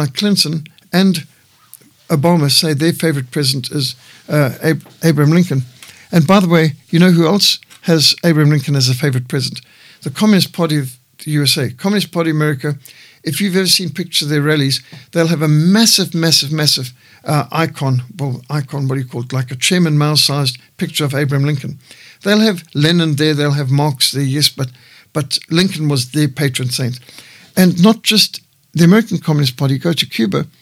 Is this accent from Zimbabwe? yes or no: yes; Zimbabwe; moved away; Rhodesia, my home country